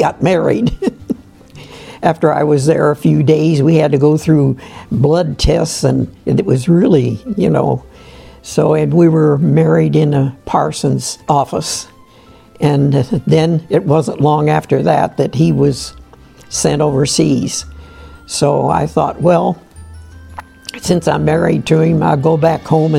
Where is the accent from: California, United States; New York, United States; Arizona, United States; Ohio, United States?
Ohio, United States; Canton; I'm from Canton, Ohio.